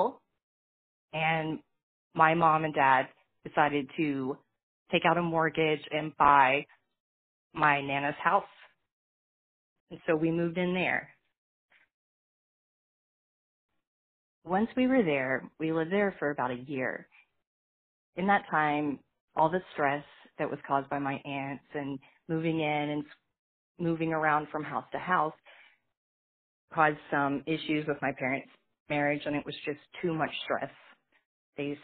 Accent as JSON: {"language": "English", "town": "Fort Smith", "region": "Arkansas", "country": "United States", "tie": "born or raised there", "said": "I was born in Fort Smith, Arkansas, to my mother, who was 15 years old"}